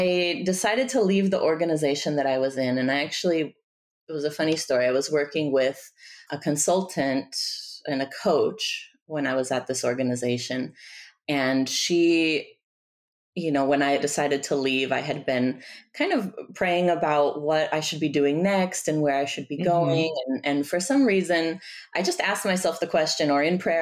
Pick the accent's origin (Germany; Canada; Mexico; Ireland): Mexico; Tijuana, Baja California; also born or lived in Bay Area, California, United States; now in Washington, D.C., United States; I'm originally from Tijuana, from Mexico. I was living in the Bay Area for about 15 years before moving to Washington, D.C.